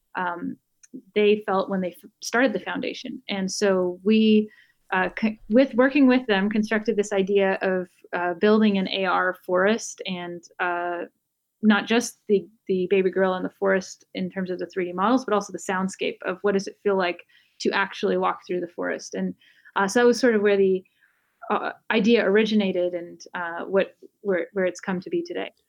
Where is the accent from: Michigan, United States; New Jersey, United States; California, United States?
California, United States; Bay Area; also born or lived in Los Angeles; I grew up in the Bay Area and went to college here